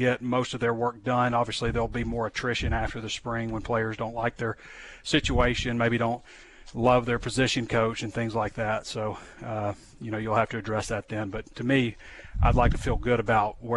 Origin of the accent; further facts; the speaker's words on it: North Little Rock, Arkansas, United States; also born or lived in Sheridan, Arkansas; I grew up in North Little Rock and Sheridan